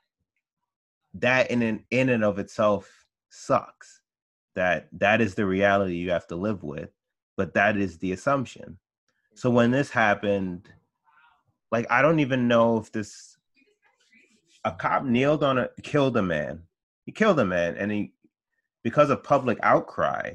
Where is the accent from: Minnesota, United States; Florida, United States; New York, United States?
New York, United States; I grew up here in New York